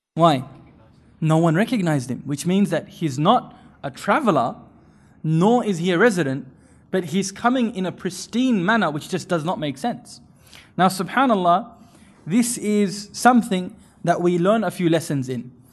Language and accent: English; India; I'm from India